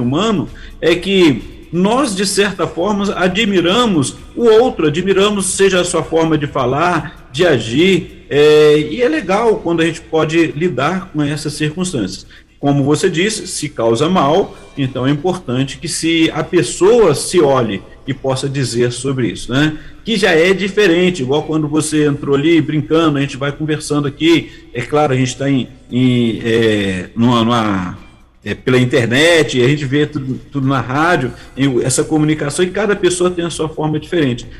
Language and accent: Portuguese; Barra Mansa, Rio de Janeiro, Brazil; accent: fluminense; eu sou do, do é, é um município, né, a cidade do estado do Rio de Janeiro, Barra Mansa, e no entanto o sotaque é totalmente diferente do carioca